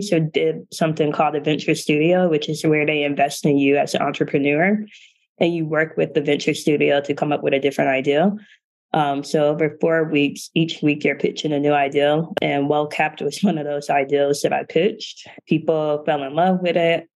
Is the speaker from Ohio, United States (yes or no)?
yes; Canton, Ohio, United States; moved away as an adult; I'm from Canton, Ohio, which is a smaller town in northeastern Ohio where everyone knows everyone.